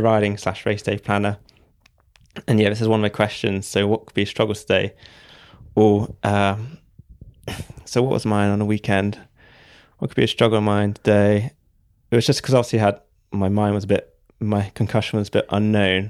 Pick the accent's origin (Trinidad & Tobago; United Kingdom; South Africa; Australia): United Kingdom; Devon, South West England; I'm from Devon